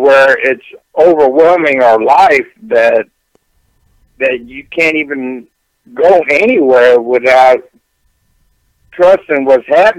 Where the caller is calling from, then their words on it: Houston, Texas, United States; Houston, Texas.